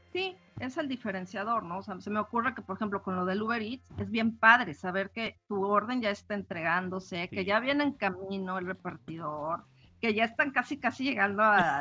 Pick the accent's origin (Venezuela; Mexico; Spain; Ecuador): Mexico; Mexico City; now in Monterrey, Mexico; yo nací en la Ciudad de México hace algunos ayeres, tengo viviendo aquí en Monterrey también unos cuantos añitos